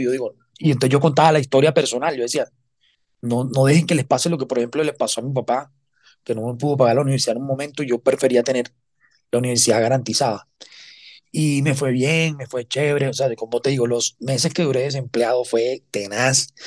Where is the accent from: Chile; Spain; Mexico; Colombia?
Colombia; Cartagena, Bolívar; yo soy cartagenero